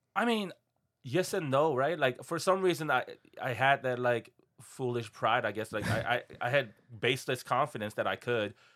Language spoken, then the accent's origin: English; South Korea; now in Seattle, United States; I was born and raised in Korea